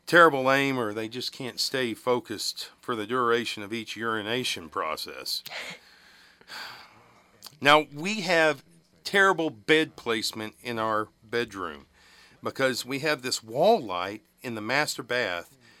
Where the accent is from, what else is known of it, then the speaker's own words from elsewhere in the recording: West Texas, United States; accent: West Texas; I'm Irish, but, my tongue's too West Texas fat now.